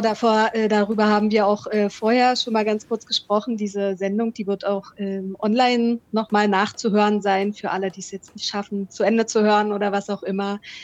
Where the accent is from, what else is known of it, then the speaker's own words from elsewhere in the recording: Potsdam, Brandenburg, Germany; moved away as an adult; now in Valparaíso, Chile; ich bin äh, auch in Potsdam aufgewachsen